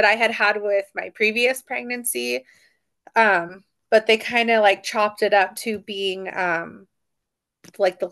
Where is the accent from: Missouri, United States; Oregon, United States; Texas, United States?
Oregon, United States; Sandy; moved away as an adult; also born or lived in Montana; I grew up in Sandy, Oregon